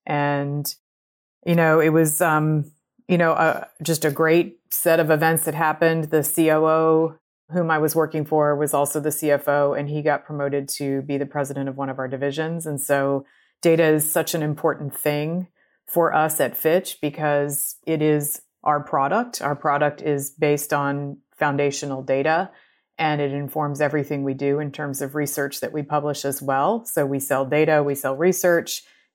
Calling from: Chapel Hill, North Carolina, United States; So today I am joining you from Chapel Hill, North Carolina

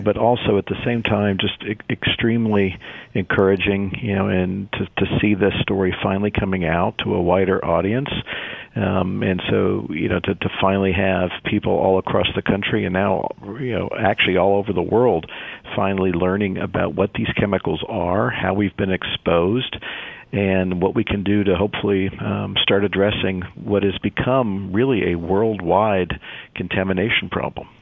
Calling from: Cincinnati, Ohio, United States; I am calling in from Cincinnati, Northern Kentucky area.

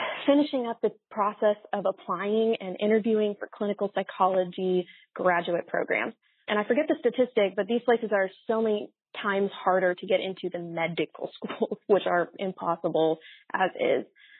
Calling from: Waco, Texas, United States; I'm calling from Waco, Texas. I'm a senior at a small Baptist university here in the South

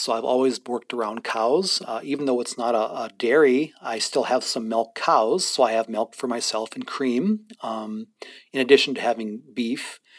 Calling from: Standing Rock, North Dakota, United States; And so I'm currently speaking from Standing Rock, roughly about an hour 55 minutes away.

